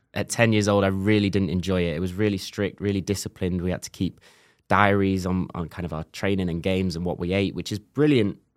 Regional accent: Macclesfield, North West England, United Kingdom; moved away as an adult; growing up in Macclesfield, northwest of England, lot of rain, lot of mud.

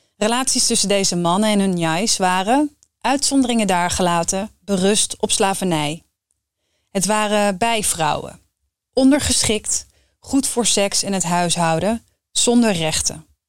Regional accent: Netherlands; Ik heb me eigenlijk altijd gezien en gevoeld als Nederlander

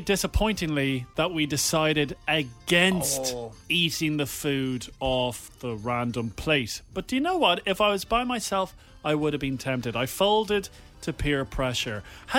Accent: Wicklow, Leinster, Ireland; I'm from Wicklow.

